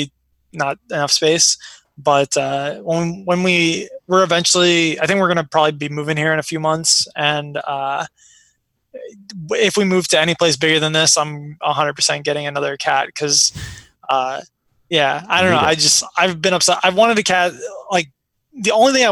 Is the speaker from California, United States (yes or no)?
no; Chicago, Illinois, United States; also born or lived in Iraq; now in New York, United States; I was born in Iraq. I moved here with my family during the Gulf War, and it's always been weird for me because I grew up in like the north side of Chicago